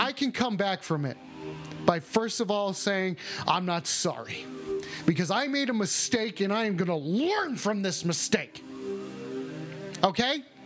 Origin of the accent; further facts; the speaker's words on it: United States; I'm an American.